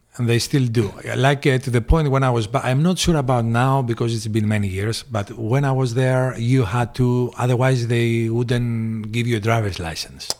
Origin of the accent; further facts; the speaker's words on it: Corfu, Ionian Islands, Greece; moved away as an adult; also born or lived in Piraeus, Athens, Greece / Phoenix; we moved to the island when I was probably eight or nine years old